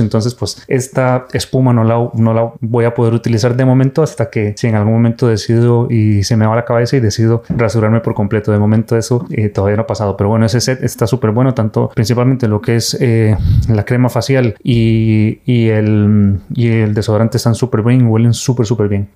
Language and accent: Spanish; Costa Rica; now in Spain; soy de Costa Rica